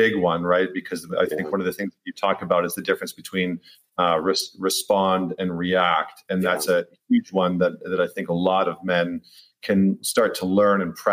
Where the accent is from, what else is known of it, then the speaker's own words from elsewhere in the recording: Alberta, Canada; I grew up in Canada, in Alberta